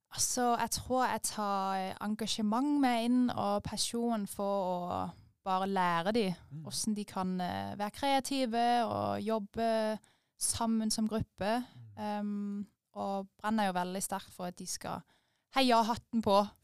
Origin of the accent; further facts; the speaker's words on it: Denmark; moved away as an adult; now in Øvrebø, Norway; jeg er født og oppvokst i Danmark, på landet, i en liten by under 1000 innbyggere.